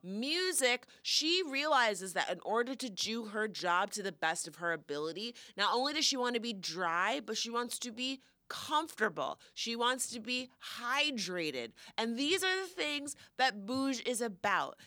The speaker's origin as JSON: {"language": "English", "region": "Florida", "country": "United States", "tie": "born or raised there", "moved": "yes", "said": "I love my hometown"}